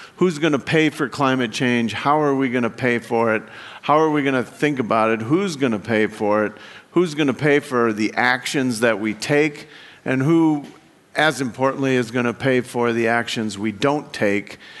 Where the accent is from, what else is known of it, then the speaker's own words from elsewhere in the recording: Wyoming, United States; I come from Wyoming, and if you've never been in Wyoming, uh, it's half a million people in the whole state